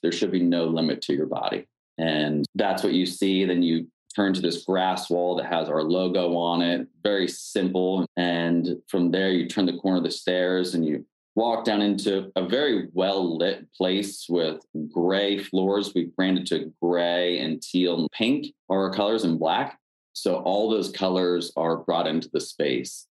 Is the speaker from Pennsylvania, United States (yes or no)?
yes; Pennsylvania, United States; now in Washington, D.C., United States; I'm originally from Pennsylvania